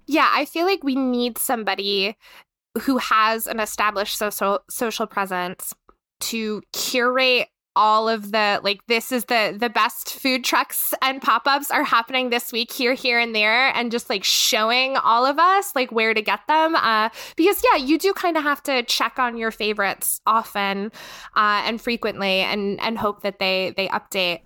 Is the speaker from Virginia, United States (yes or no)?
no; North Carolina, United States; moved away as an adult; now in Pittsburgh, United States; I'm from North Carolina. We have a much higher Hispanic and Latinx population there